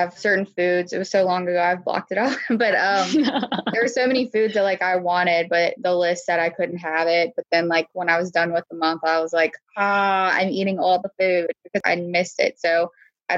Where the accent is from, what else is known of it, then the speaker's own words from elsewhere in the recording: the South, United States; I'm from the South